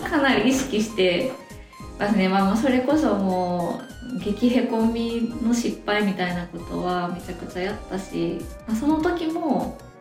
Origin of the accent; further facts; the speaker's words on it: Osaka, Japan; accent: Kansai dialect (Osaka-ben); moved away as an adult; now in Sapporo, Japan; 出社は大阪です